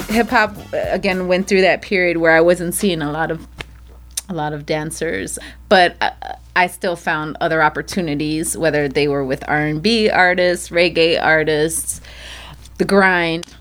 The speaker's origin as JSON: {"language": "English", "town": "Chicago", "region": "Illinois", "country": "United States", "tie": "born or raised there", "said": "I was the eighth child, the only one born and raised in the United States, uh, Chicago, Illinois"}